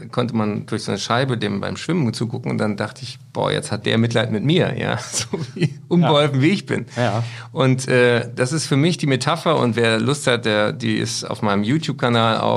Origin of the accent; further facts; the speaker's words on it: Berlin, Germany; Und dann bin ich in Berlin am 6. und 7. Dezember. Da spiele ich in meiner Heimatstadt im Tempodrom.